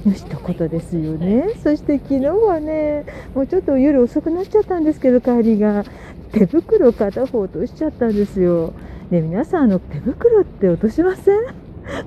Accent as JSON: {"language": "Japanese", "town": "Sagamihara", "region": "Kanagawa", "country": "Japan", "tie": "born or raised there", "said": "地元の相模原"}